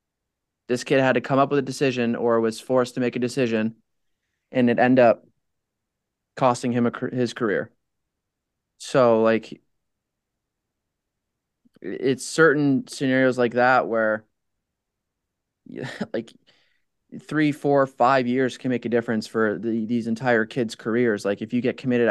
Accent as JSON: {"language": "English", "country": "Canada", "said": "Being a Canadian, going to a U.S. school"}